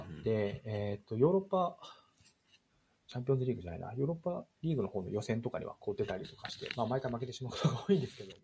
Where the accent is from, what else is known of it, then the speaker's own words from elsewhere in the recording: near Kashiwa, Chiba, Japan; 自分は出身は千葉で、まあ、柏の近くに住んでいたので